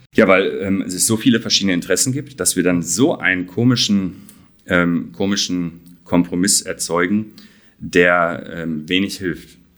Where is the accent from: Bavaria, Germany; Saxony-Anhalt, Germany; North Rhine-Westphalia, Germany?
North Rhine-Westphalia, Germany; Dortmund; da komme ich her aus Dortmund